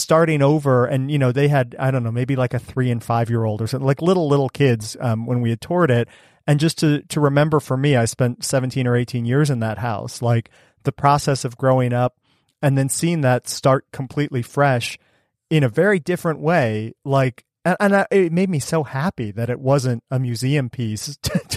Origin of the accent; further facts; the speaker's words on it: Cleveland, Ohio, United States; moved away; I grew up outside of Cleveland in a like 1926, 1928 house